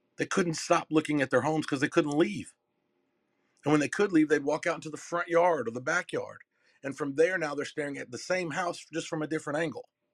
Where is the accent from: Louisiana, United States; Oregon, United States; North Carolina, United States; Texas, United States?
North Carolina, United States; Durham; I'm from Durham, North Carolina. It's my hometown. And I was I was born in the not so so good parts